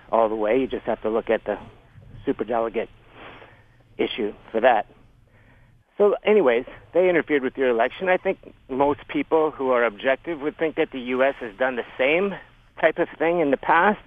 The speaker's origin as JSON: {"language": "English", "country": "Canada", "also_born_or_lived": "Windsor", "said": "my perspective as a Canadian"}